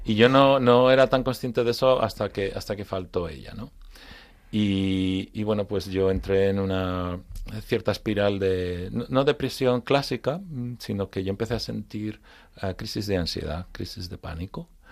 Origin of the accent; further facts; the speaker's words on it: Madrid, Community of Madrid, Spain; also born or lived in Frankfurt, Germany; now in Madrid, Spain; yo soy madrileño, pero de raíces gallegas